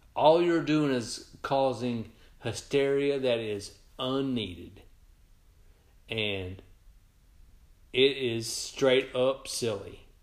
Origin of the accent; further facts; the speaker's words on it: Sikeston, Missouri, United States; Sykeston, my hometown